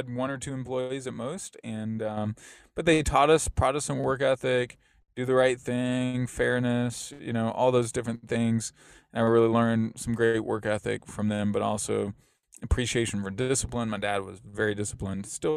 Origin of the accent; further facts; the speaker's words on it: Lexington, Kentucky, United States; I grew up in Lexington, Kentucky